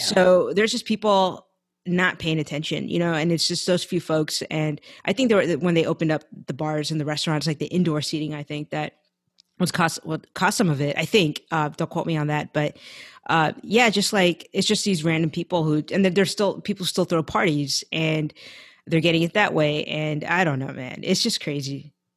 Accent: San Francisco Bay Area, California, United States; moved away as an adult; now in Los Angeles, United States; I grew up in the Bay Area, I was born and raised there

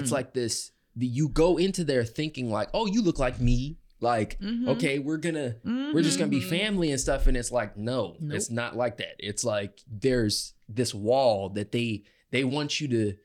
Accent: DMV, DC area, United States; moved away as an adult; also born or lived in New Jersey / Dallas, Texas; raised like most of my time in like DMV, Virginia, Maryland, DC area

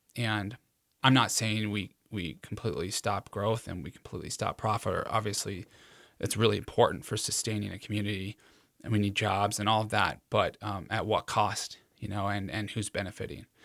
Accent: Cheyenne, Wyoming, United States; moved away; I was born in Cheyenne

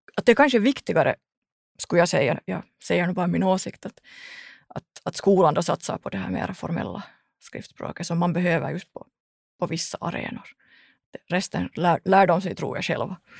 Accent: Ekenäs, Uusimaa, Finland; jag kommer från Ekenäs

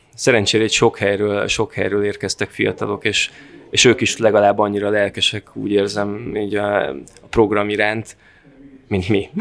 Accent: Fertőszentmiklós, Győr-Moson-Sopron, Hungary; moved away as an adult; now in Veszprém, Hungary; én alapvetően Fertőszent Miklósról származom, onnan jövök

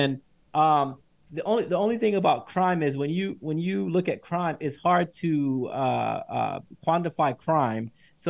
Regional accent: Atlanta, Georgia, United States; moved away as an adult; since I moved out of Atlanta in 2009 when I started school.

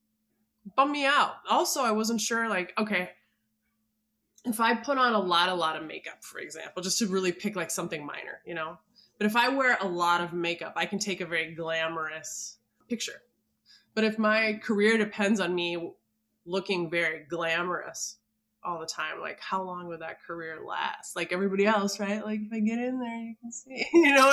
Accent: Minneapolis, Minnesota, United States; I grew up in Minneapolis

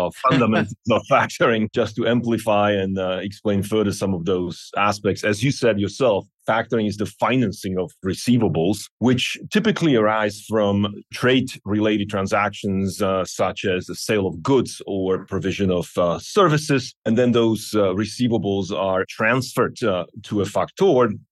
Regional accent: Slovakia; now in Tucson, United States; I'm originally from Slovakia, but I have been living in Arizona, Tucson for about 20 years now

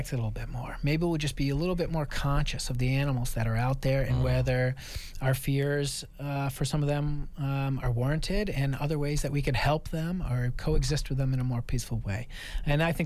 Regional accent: Maine, United States; moved away; I grew up in Maine in the wilderness and grew up around hunting culture

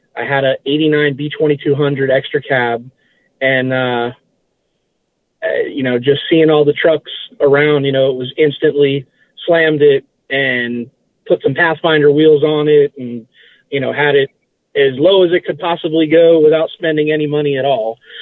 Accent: West Palm Beach, Florida, United States; also born or lived in Massachusetts; I've lived in, in, uh, West Palm Beach, you know, Palm Beach County my, my whole life.

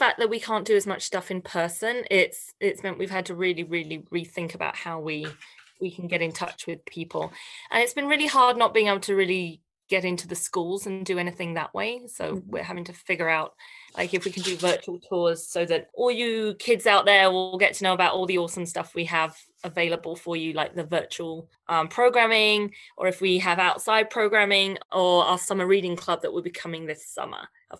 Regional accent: Canada; we are celebrating Canadian authors, illustrators, and storytellers right across our amazing country.

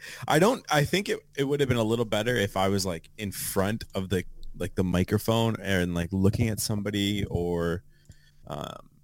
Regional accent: Fort Erie, Ontario, Canada; me growing up in Fort Erie, how long I've been there, what I've done

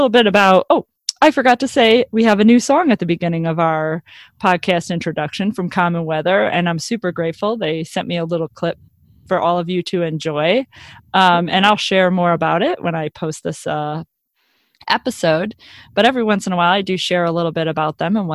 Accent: Chicago, Illinois, United States; We're from the Chicagoland area

